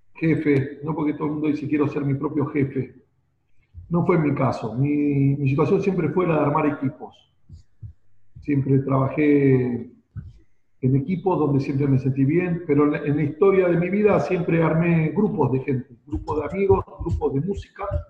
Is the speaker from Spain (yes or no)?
no; Buenos Aires, Argentina; soy de Buenos Aires, nací acá hace apenas 50 años